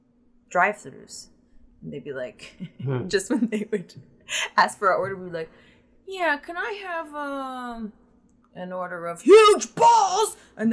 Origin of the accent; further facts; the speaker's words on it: Elizabethtown, Pennsylvania, United States; moved away; Elizabethtown. Lancaster County.